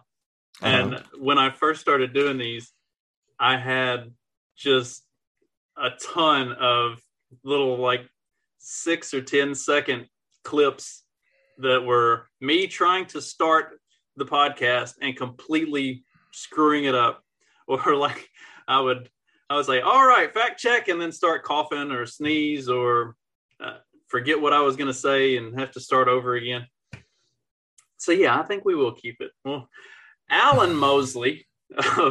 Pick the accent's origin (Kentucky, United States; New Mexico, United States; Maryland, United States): Kentucky, United States; moved away; I'm originally from Kentucky